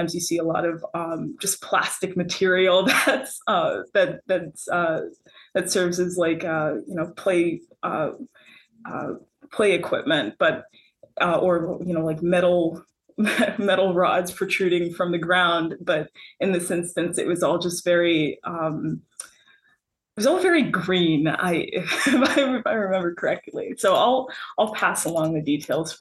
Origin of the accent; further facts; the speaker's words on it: North Miami, Florida, United States; I grew up in a city called the City of North Miami